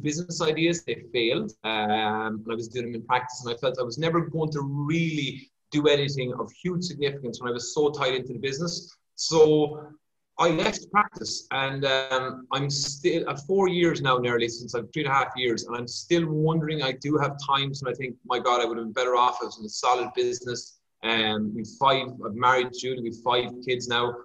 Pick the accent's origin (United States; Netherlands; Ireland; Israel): Ireland; Kerry, Munster; moved away; I'm from Kerry originally